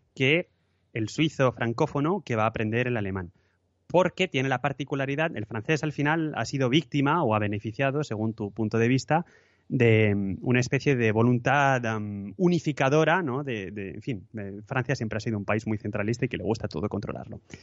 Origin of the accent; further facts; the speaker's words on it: Madrid, Community of Madrid, Spain; moved away as an adult; now in Lausanne, Switzerland; soy de Madrid y hace cinco años que mm, vivo aquí, en Suiza